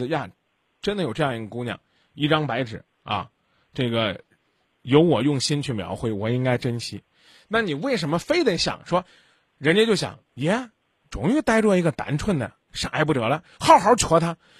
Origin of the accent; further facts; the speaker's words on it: Zhengzhou, Henan, China; 我们郑州人身体好，知道吧？啊，我们经常是这，啊，我们这个我们这四季是抽风的四季